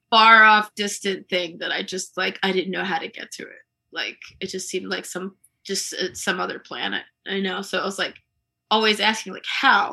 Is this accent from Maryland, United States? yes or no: yes; Columbia, Maryland, United States; I grew up in Columbia